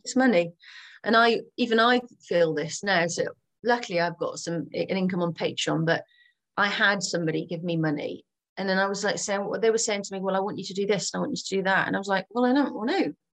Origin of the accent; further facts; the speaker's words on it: Gloucestershire, South West England, United Kingdom; moved away; also born or lived in Channel Islands; I'm from Gloucestershire